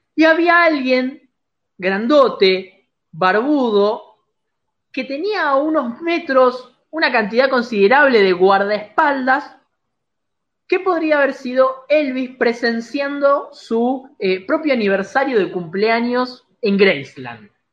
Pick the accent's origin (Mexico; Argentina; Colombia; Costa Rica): Argentina; somos argentinos orgullosos